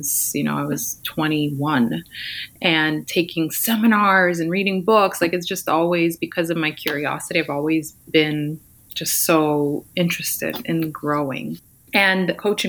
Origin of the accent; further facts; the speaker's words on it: Ukraine; now in California, United States; I'm actually from the Ukraine.